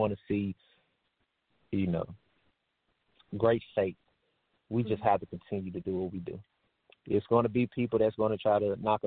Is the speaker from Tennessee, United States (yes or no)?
yes; Tennessee, United States; I'm from Tennessee